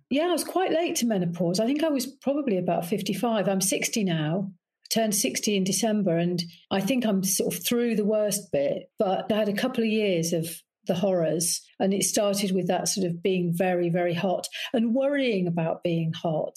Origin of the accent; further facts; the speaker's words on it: Leicester, East Midlands, United Kingdom; moved away as an adult; I come from the Midlands